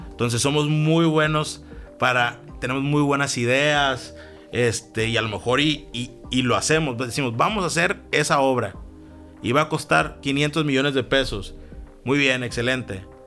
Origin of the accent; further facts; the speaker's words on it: Mexico; moved away; also born or lived in Baja California / San Francisco; como mexicanos